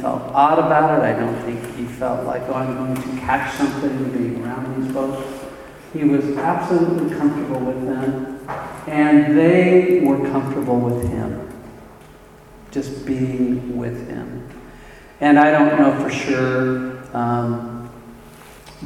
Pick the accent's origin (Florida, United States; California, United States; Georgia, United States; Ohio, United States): California, United States; Arcadia; also born or lived in Monrovia; I live in the Los Angeles area, and I grew up in Arcadia, which is here, and moved all the way to Monrovia, which is here.